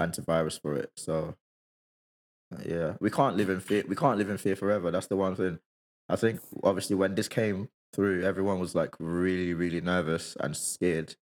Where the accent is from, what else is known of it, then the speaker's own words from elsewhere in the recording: Nigeria; moved away; when I was growing up in Nigeria